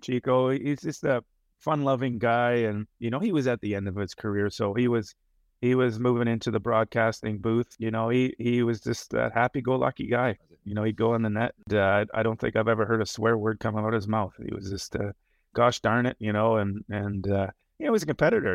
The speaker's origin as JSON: {"language": "English", "town": "Toronto", "region": "Ontario", "country": "Canada", "tie": "born or raised there", "moved": "yes", "said": "I grew up in Toronto, basically, uh, ten minutes outside of the, the city center"}